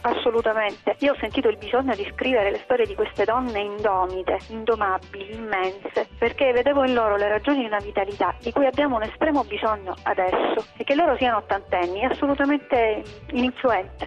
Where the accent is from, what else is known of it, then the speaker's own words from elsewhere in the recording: Reggio Calabria, Calabria, Italy; Io vengo da Reggio Calabria